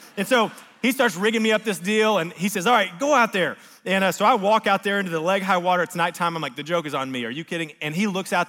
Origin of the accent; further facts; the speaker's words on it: Texas, United States; Now, I grew up in Deep East Texas, like small town.